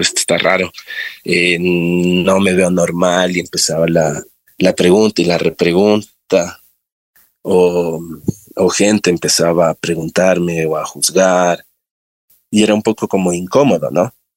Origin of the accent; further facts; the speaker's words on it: Quito, Pichincha, Ecuador; yo soy de acá de Quito. Eh, nací en el Valle de los Chillos. Eh, crecí igual en Los Chillos